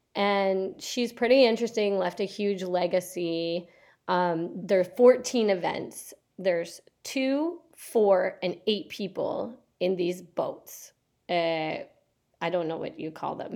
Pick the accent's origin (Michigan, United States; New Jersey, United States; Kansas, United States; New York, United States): Michigan, United States; Au Sable River; I grew up canoeing on the Osaba River in Michigan